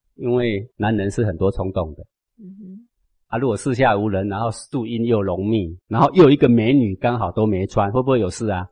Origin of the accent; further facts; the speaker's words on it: Taiwan; 我是台湾土生土长的人